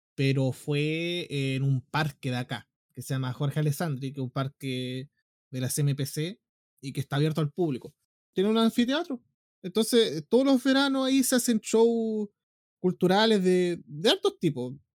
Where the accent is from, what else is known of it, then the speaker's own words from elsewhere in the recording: Concepción, Biobío, Chile; yo nací en Conce, la cuna del rock chileno